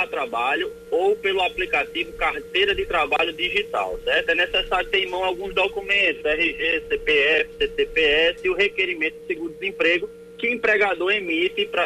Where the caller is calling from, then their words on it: João Pessoa, Paraíba, Brazil; eu sou aqui de Manaíra e eu tenho um ICMS não prorrogável para pagar exclusivamente no Banco do Brasil.